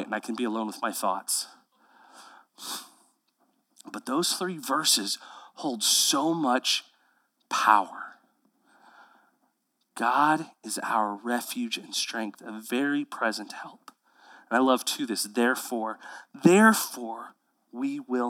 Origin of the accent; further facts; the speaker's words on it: Houston, Texas, United States; now in Central Texas, United States; I grew up in Houston, Texas, where every river is brown